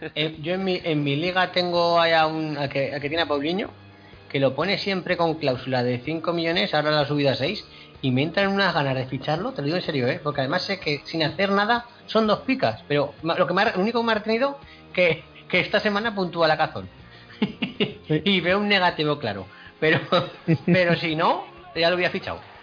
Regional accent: Aragon, Spain; yo soy aragonés

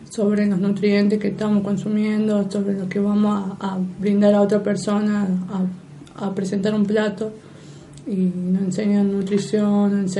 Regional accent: Argentina; que era lo importante que era con un poco más de presión porque somos argentinos.

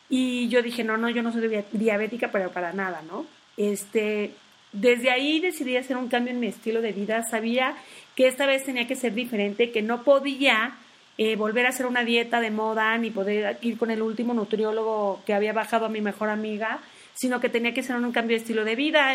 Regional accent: Tabasco, Mexico; now in Mexico City, Mexico; nací en Tabasco, pero tengo 22 años viviendo en la Ciudad de México.

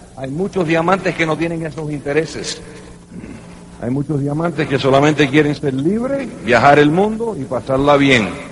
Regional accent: New York, United States; Se fue para Nueva York, donde yo nací, en el 47

